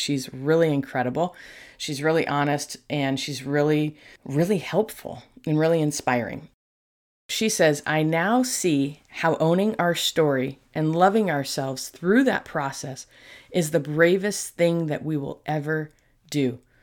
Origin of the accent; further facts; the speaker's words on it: New York, United States; moved away; I was born in New York